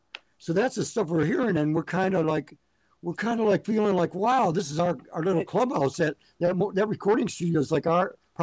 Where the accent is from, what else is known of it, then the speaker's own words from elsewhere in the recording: Detroit, Michigan, United States; also born or lived in Buffalo, New York; my mom's sister lived in Detroit, so we moved to Detroit later down the road in 1961.